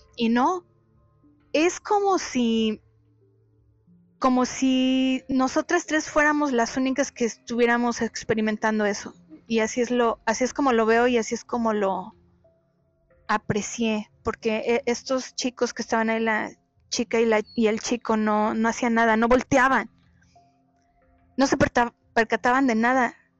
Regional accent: Ciudad Sahagún, Hidalgo, Mexico; now in Monterrey, Mexico; En aquel entonces yo vivía en, mi ciudad de origen, allá en el estado de Hidalgo. Es una ciudad industrial llamada Ciudad Sagún.

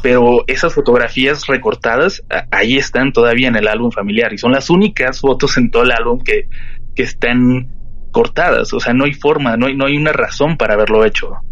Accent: Tijuana, Baja California, Mexico; now in Mexico City, Mexico; Yo soy de Tijuana, pero ya tengo un rato viviendo aquí en la capital

